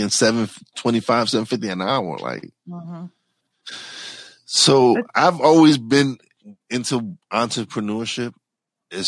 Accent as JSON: {"language": "English", "town": "New York City", "region": "New York", "country": "United States", "tie": "born or raised there", "said": "I was raised in New York City, Brooklyn"}